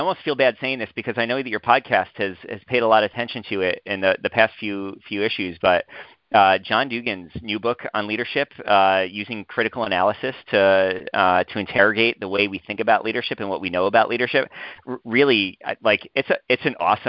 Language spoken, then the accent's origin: English; New York, United States; moved away as an adult; now in Urbana-Champaign, United States; Growing up in New York